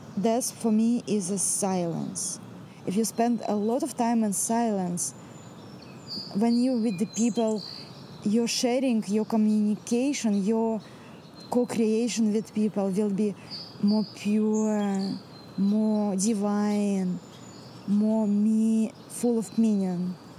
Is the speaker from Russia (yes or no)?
yes; Central Russia, Russia; English is a second language; now in Mount Shasta, United States; I'm from Russia. I'm full blood Russian from the center of Russia, where the three countries connected together